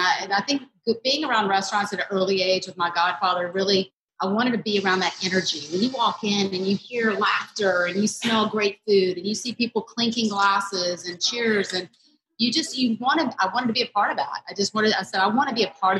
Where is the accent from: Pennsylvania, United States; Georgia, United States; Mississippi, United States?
Mississippi, United States; Jackson; Southern as well, growing up in Mississippi.